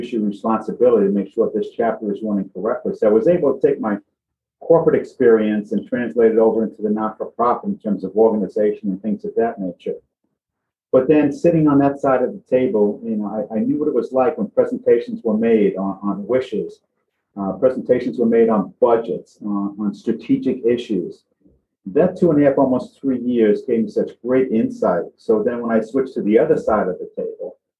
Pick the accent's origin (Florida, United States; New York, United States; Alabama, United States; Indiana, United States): New York, United States; New York City; Born and raised in the Bronx, fellow Bronxite